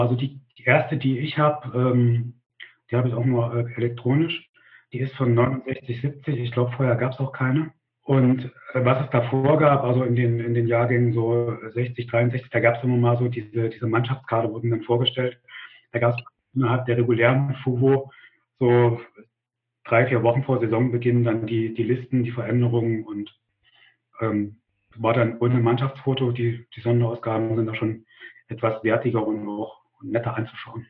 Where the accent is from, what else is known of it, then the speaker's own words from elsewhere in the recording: Gera, Thuringia, Germany; Also ich bin in Gera geboren und in einem Dorf, äh, in der Nähe von Gera aufgewachsen.